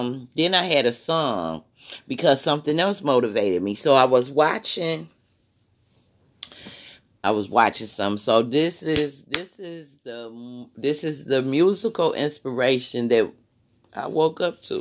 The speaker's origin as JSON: {"language": "English", "region": "Michigan", "country": "United States", "said": "I'm from Michigan"}